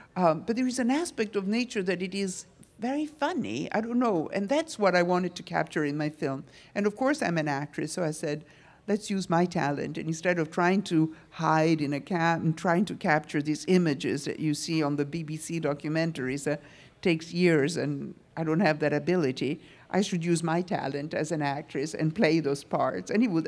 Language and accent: English; New York, United States; I'm from New York and I lived in a fashion world